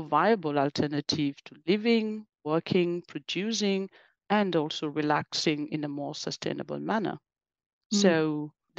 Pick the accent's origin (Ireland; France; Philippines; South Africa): France; also born or lived in West Africa; I was born and in Africa, in the west coast of Africa, and grew up in France